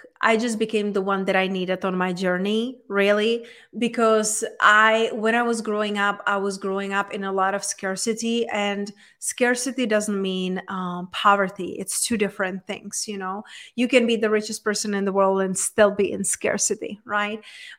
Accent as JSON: {"language": "English", "country": "Czechia", "tie": "born or raised there", "also_born_or_lived": "London, United Kingdom / Spain", "moved": "as an adult", "lives_now": "United States", "said": "So I was raised and born in Czech Republic, in very small town in Czech Republic. But then when I was 20, I just, you know, got on the traveling and I moved to London, I moved to Spain."}